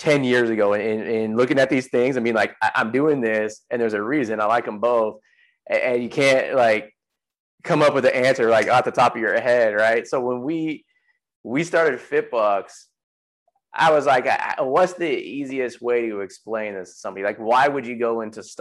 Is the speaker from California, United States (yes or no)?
yes; San Jose, California, United States; moved away as an adult; now in Texas, United States; I grew up in San Jose